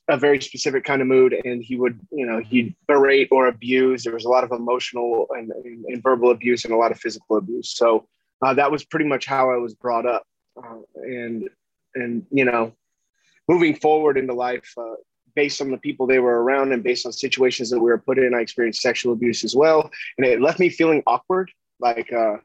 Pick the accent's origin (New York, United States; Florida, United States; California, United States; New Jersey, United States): California, United States; Huntington Beach; I grew up in Orange County, California, and in Huntington Beach